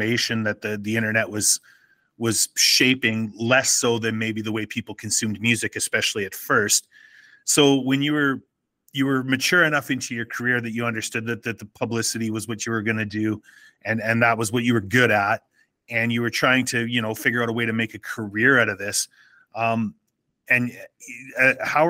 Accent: Saskatchewan, Canada; growing up in Saskatchewan

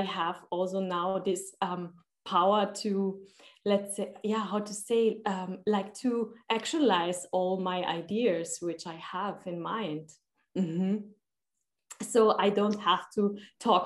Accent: Austria; I'm from Austria. I'm living in Vienna.

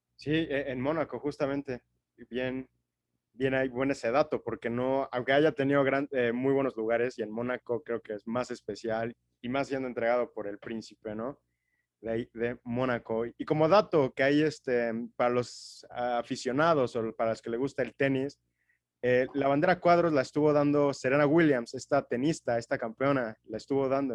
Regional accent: Mexico; yo como, como mexicano

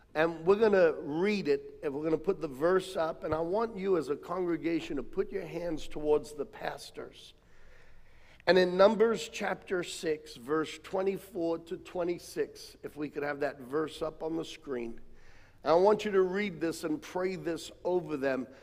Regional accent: United States; moved away as an adult; also born or lived in Australia; as an American

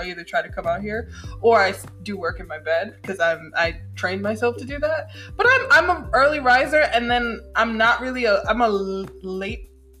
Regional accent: New York, United States; now in Atlanta, United States; We're from New York

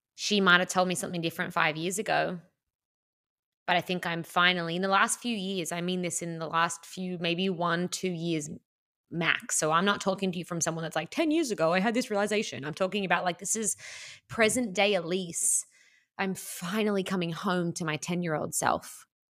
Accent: Australia; I'm Australian

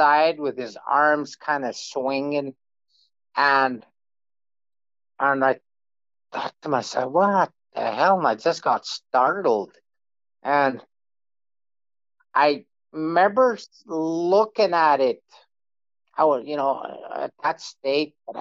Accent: Manitoba, Canada; I'm from Manitoba, Canada

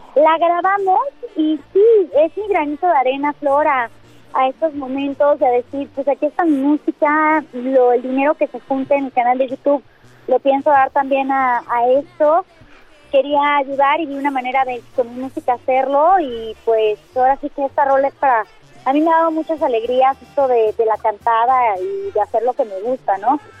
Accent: Mexico; como mexicanos sí es momento de, unirnos

